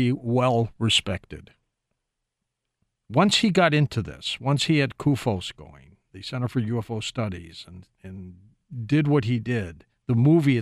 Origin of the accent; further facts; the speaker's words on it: Detroit, Michigan, United States; I'm from Detroit